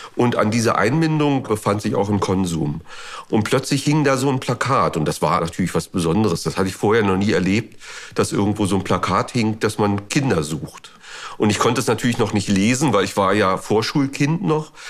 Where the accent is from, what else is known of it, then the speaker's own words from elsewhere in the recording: Eberswalde, Brandenburg, Germany; Ich bin in Eberswalde aufgewachsen, ich bin in Eberswalde zur Schule gegangen, habe da auch noch meine Jugend verlebt